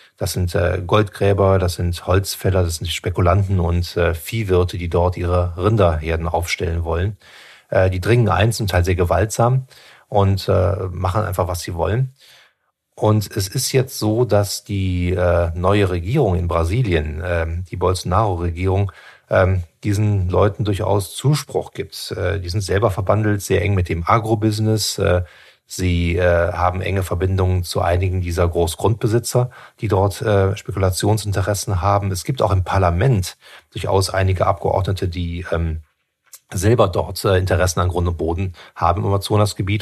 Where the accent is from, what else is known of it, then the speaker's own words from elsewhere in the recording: Germany; bei uns in Deutschland